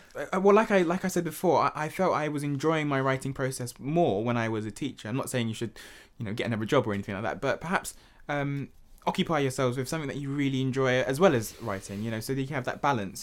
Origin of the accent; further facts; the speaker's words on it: London, United Kingdom; growing up in Hackney